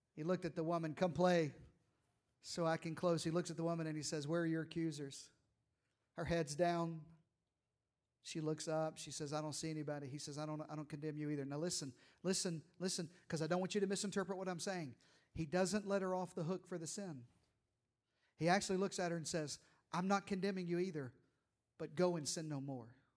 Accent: Eastern Arkansas, United States; I'm from Eastern Arkansas. We say it like this

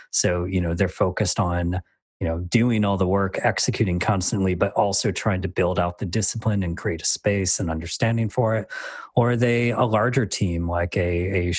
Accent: Michigan, United States; accent: really boring accent; moved away as an adult; now in Dublin, Ireland; I'm from the States, which is why I have this really boring accent

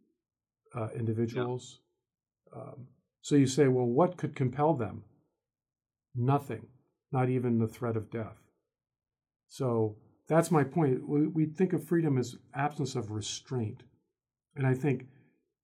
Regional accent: United States; I'm an American

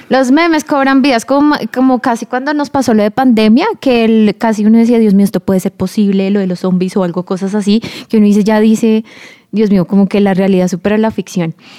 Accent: Colombia; Como colombianos

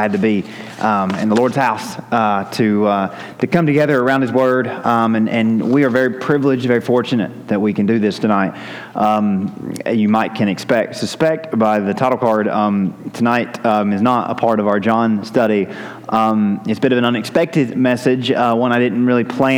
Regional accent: United States; as an American

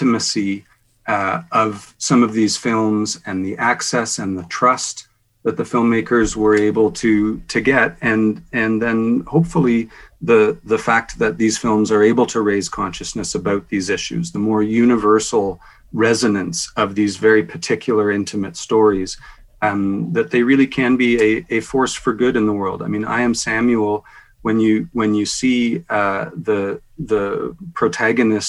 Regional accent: Canada; as Canadian filmmakers, that's the community that we're from

